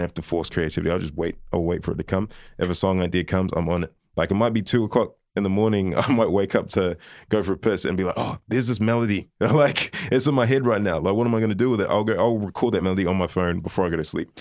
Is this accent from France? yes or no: no; New Zealand; also born or lived in Liverpool, United Kingdom; moved to New Zealand when I was eighteen months old.